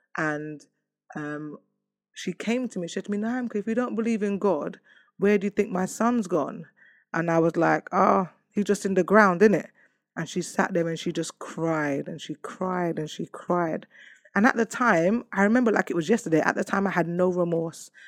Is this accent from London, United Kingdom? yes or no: yes; London, United Kingdom; I come from Hackney